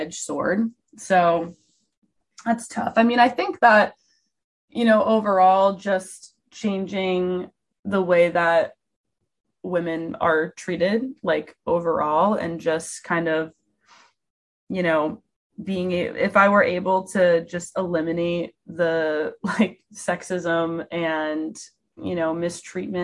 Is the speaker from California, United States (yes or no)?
no; New York, United States; I'm from New York and I grew up in New York.